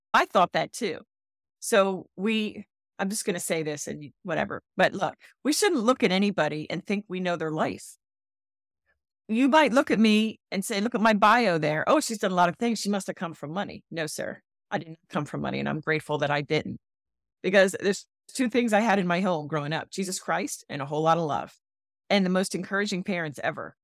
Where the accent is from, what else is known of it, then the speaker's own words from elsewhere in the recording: Philadelphia, Pennsylvania, United States; moved away as an adult; now in Charleston, United States; I'm a Philly girl. I'm a transplant.